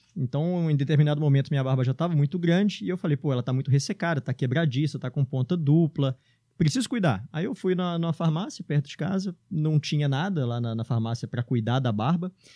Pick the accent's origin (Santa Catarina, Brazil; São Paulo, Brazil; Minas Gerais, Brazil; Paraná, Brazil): Minas Gerais, Brazil; Belo Horizonte; eu estudava aqui no, no Promove, na Pampulha. É, e na época eu era molequinho, cara. Tinha, sei lá, uns 7 anos de idade